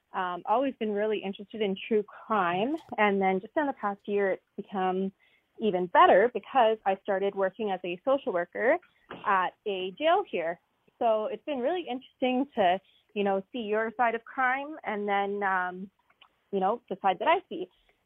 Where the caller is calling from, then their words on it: Peterborough, Ontario, Canada; I'm calling from Peterborough, Ontario.